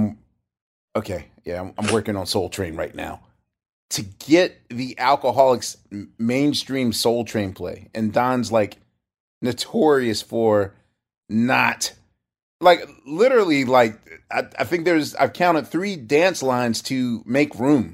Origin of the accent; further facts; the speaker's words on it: Philadelphia, Pennsylvania, United States; I come from Philly